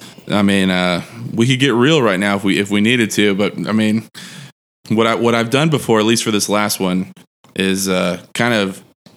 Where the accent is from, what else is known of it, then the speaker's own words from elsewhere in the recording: Corpus Christi, Texas, United States; I was raised in Corpus Christi, Texas.